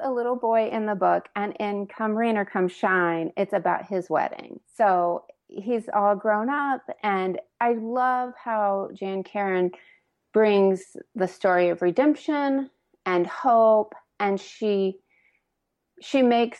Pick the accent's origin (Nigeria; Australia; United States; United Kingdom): United States; Indiana; now in Lexington, United States; I grew up in Indiana, but my mom was from Kentucky, and I actually live in Lexington now.